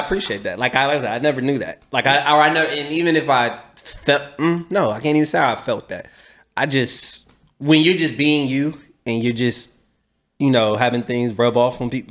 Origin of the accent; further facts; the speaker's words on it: Columbus, Ohio, United States; I'm from Columbus, 800 South Champion, right here